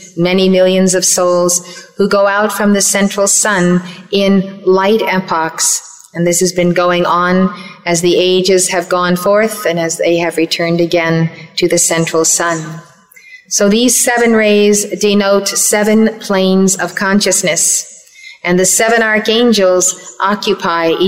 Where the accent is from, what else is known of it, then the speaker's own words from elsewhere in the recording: Red Bank, New Jersey, United States; Red Bank, New Jersey, my hometown